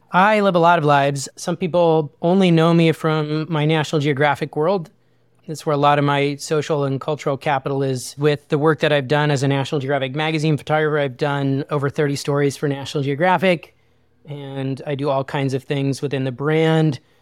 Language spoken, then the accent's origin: English; Wyoming, United States; I grew up in a really small town in Wyoming